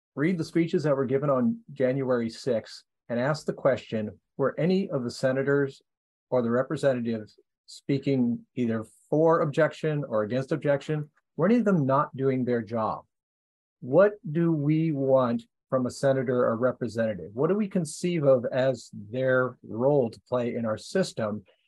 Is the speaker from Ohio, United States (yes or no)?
yes; Ohio, United States; my home state of Ohio